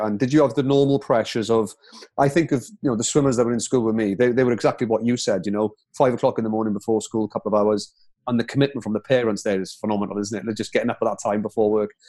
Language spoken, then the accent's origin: English; Wales, United Kingdom; being a proud Welshman myself